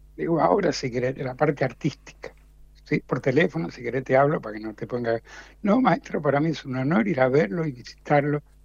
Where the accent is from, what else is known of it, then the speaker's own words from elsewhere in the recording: Mendoza, Argentina; moved away as an adult; now in Buenos Aires, Argentina; yo soy mendocino.